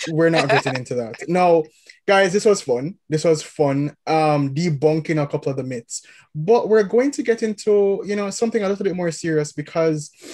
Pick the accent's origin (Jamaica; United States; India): Jamaica; Kingston; moved away; we're from Kingston